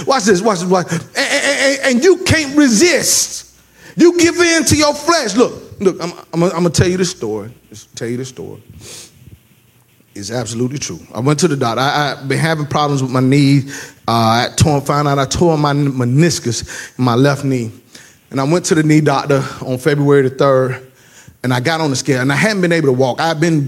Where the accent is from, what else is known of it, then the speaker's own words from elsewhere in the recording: the South, United States; Now, I'm black, if y'all don't know. And I'm from the South, okay?